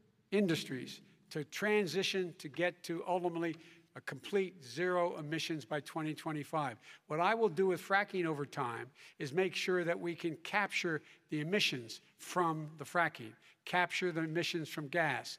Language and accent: English; Claymont, Delaware, United States; born or raised there; also born or lived in Scranton, Pennsylvania